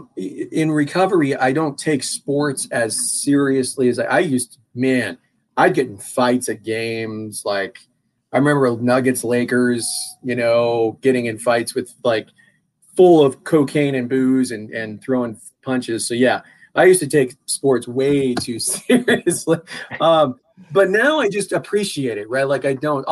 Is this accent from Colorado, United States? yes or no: yes; Longmont, Colorado, United States; I'm a native, you know, I grew up in Longmont